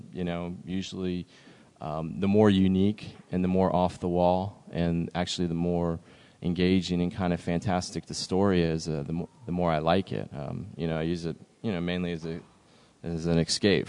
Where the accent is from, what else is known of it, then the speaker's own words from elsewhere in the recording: South Florida, United States; I grew up down here in South Florida